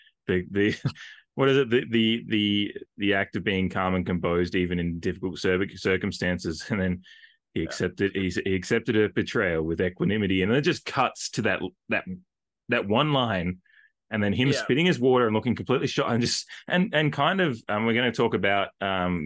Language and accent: English; Australia; I'm Australian